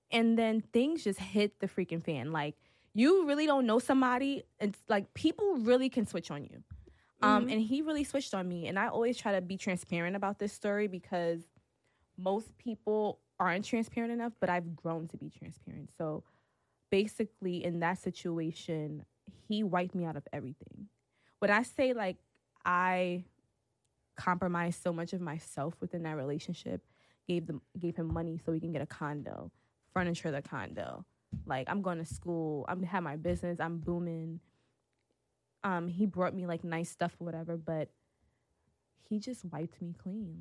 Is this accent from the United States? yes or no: yes; New York City, New York, United States; now in Atlanta, United States; I'm from Brooklyn